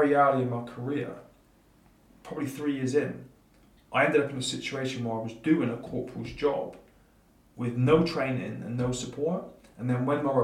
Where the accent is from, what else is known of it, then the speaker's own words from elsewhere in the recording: Plymouth, South West England, United Kingdom; born and bred in Plymouth, former Royal Marine.